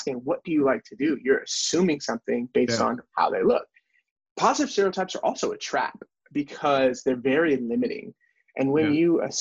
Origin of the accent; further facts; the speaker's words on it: North Carolina, United States; we have growing up in North Carolina